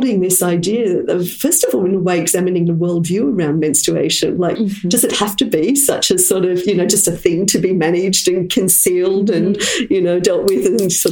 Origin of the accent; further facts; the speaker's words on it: Australia; moved away as an adult; now in Auroville, India; I'm from Australia, and I've been living in this amazing community of Oroville for 25 years